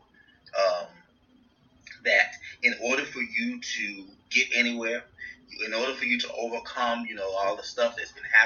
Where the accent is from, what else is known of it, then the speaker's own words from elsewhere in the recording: Mississippi, United States; a young black gay kid growing up in Mississippi